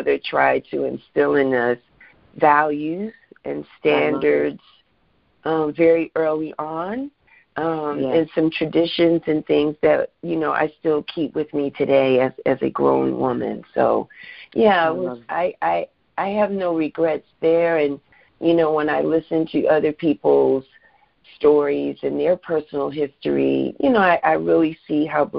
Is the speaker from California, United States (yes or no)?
no; New York City, New York, United States; Born and raised in the Bronx, New York